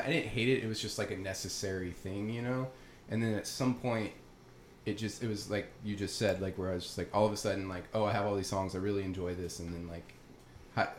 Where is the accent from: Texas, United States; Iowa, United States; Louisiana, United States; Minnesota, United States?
Louisiana, United States; Tioga; I'm from central Louisiana. I was born and raised in Tioga, Louisiana, which is a very small rural area